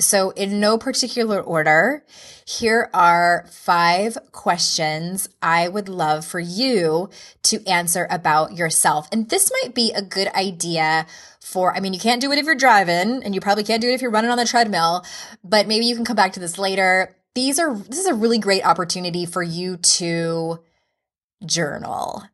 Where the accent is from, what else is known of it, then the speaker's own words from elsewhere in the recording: San Diego, California, United States; moved away as an adult; now in Utah, United States; I moved from San Diego to Utah in 2011, I think that was, I had only lived in one place my whole life.